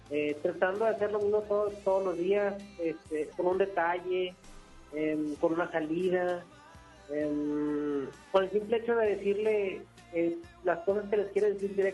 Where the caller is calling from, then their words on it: Apodaca, Nuevo León, Mexico; De Apodaca, Nuevo León.